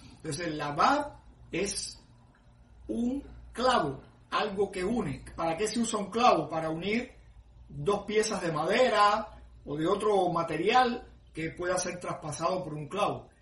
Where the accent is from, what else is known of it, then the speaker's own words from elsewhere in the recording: Cuba; moved away; cuando viví en mi pueblo, en Cuba